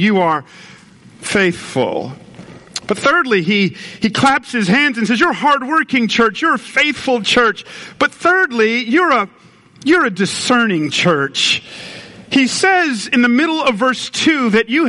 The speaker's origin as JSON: {"language": "English", "town": "Atlanta", "region": "Georgia", "country": "United States", "tie": "born or raised there", "moved": "yes", "said": "I was raised in Atlanta"}